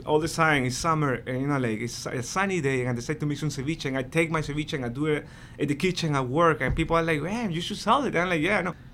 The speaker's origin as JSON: {"language": "English", "country": "Peru", "second_language": "English", "moved": "as an adult", "lives_now": "New York, United States", "said": "the first reason that I came here was to finish, you know, like, go back to Peru and finish college"}